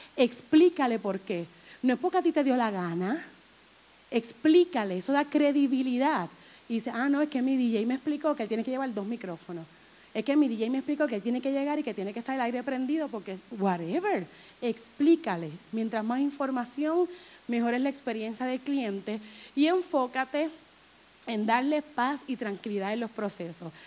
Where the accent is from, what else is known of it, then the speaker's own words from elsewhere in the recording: Humacao, Puerto Rico; Si yo vivo ahí, yo nací ahí